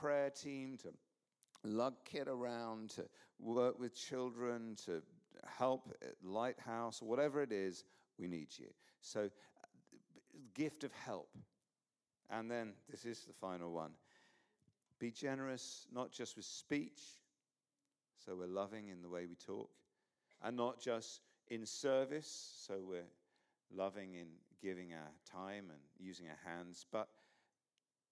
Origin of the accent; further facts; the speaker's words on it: England, United Kingdom; I'm English